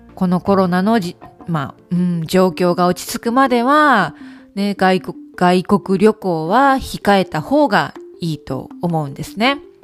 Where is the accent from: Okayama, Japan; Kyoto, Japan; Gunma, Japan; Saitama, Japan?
Okayama, Japan; Kurashiki; 私のふるさとですね、岡山県の倉敷市